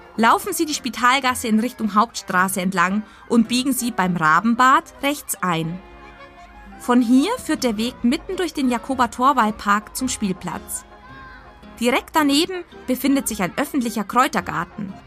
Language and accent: German; Augsburg, Bavaria, Germany; meine Heimatstadt Augsburg